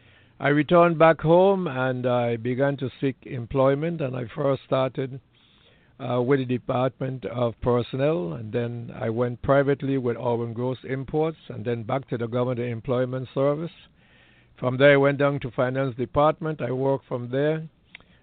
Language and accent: English; U.S. Virgin Islands; I was born in St. Thomas, U.S. Virgin Islands.